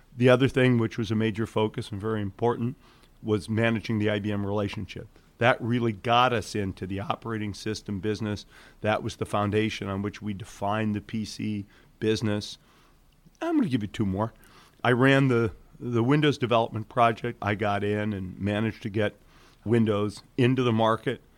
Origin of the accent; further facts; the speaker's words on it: Detroit, Michigan, United States; also born or lived in Belgium; I grew up in Detroit. And when I was eight years old, my family moved to Belgium for three years